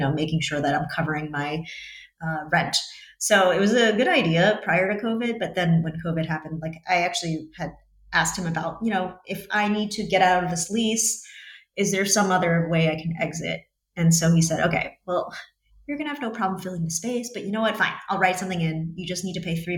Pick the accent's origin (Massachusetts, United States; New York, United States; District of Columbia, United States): New York, United States; moved away as an adult; now in Montenegro; I'm from New York